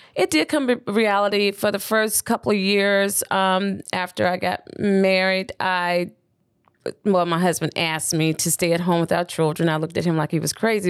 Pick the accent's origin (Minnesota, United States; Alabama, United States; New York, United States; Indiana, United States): Alabama, United States; Birmingham; moved away as an adult; also born or lived in Auburn, Alabama; now in Atlanta, United States; I grew up in Birmingham